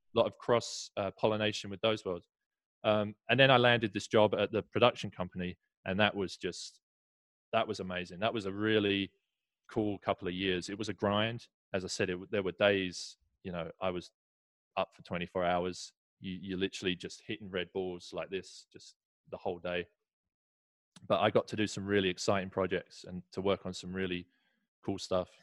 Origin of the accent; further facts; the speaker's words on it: Essex, East of England, United Kingdom; moved away as an adult; now in Southern California, United States; grew up right next to london so Essex is is a 30 minute train ride into London